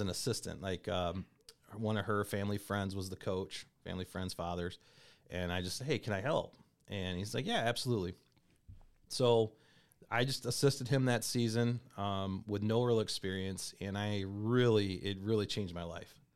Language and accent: English; Comstock, Michigan, United States; also born or lived in Kalamazoo, Michigan; grew up in a town called Comstock High School